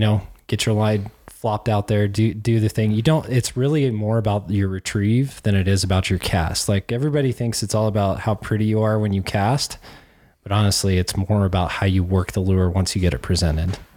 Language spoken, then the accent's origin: English; Cheyenne, Wyoming, United States; moved away; I grew up in Cheyenne, Wyoming